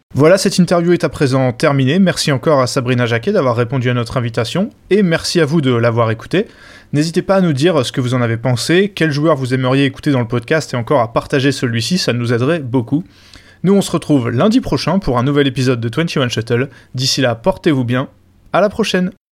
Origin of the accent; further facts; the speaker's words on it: France; en tant que Français